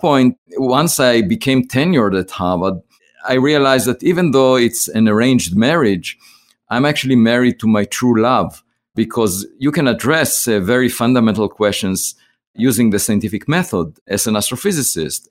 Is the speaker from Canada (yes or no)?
no; Israel; moved away as an adult; now in United States; I grew up in Israel, I was, uh, drafted to the military